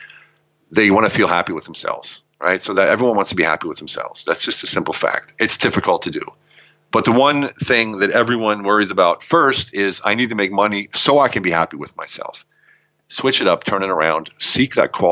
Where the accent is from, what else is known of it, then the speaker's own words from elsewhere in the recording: Pennsylvania, United States; moved away as an adult; also born or lived in Germany; now in Europe; I hail from Pennsylvania, and I joined the military when I was 19 or 18. I left for Germany when I was 19